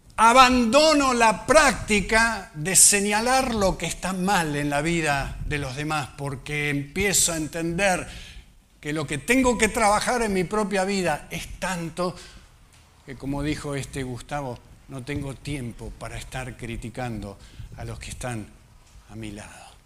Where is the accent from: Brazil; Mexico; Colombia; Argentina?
Argentina; nosotros que somos argentinos